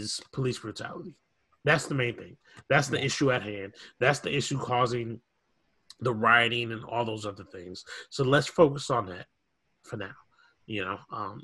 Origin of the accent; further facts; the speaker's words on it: Minneapolis, Minnesota, United States; I grew up in South Minneapolis dealing with this stuff.